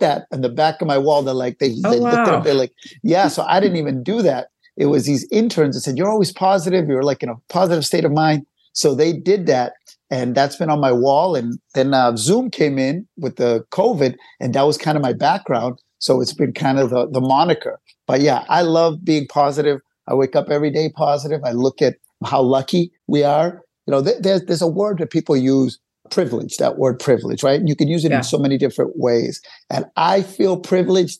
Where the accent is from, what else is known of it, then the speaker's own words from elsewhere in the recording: Cambridge, Massachusetts, United States; We grew up in Cambridge, Cambridgeport area